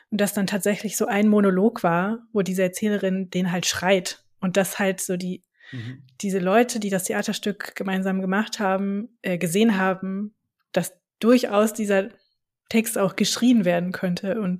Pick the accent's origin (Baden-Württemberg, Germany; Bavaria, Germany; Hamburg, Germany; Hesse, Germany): Hesse, Germany; Frankfurt; ich bin am Industriepark höchst aufgewachsen.